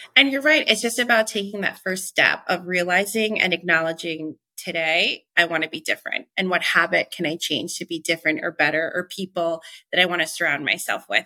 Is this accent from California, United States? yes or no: no; Long Island, New York, United States; moved away; growing up in Long Island